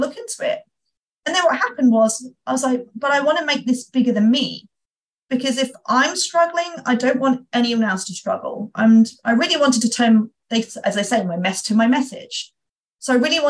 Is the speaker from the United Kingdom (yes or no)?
yes; United Kingdom; being a Brit